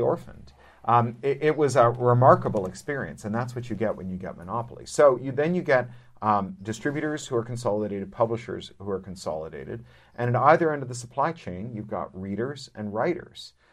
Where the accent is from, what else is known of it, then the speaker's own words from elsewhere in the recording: Canada; as a Canadian